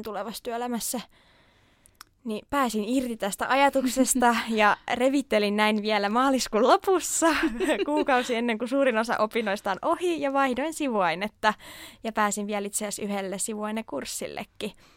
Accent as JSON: {"language": "Finnish", "town": "Turku", "region": "Southwest Finland", "country": "Finland", "tie": "born or raised there", "said": "ihan Turusta kotoisin ja nyt sitten pitkän harkinnan jälkeen jäin myös turkulaiseksi."}